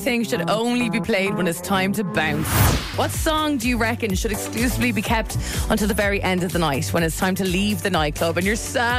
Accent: West Waterford, Munster, Ireland; I spent a good bit of time growing up in West Waterford.

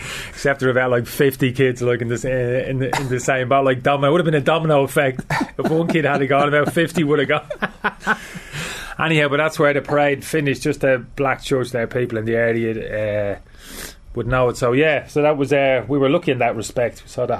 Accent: Dublin, Leinster, Ireland; I grew up in Dorset Street

